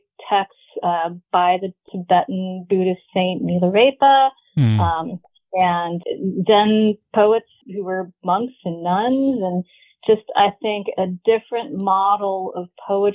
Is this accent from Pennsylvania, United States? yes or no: no; Riverside, California, United States; now in Seattle, United States; I grew up in a small city in Southern California called Riverside, specifically a even smaller town called High Grove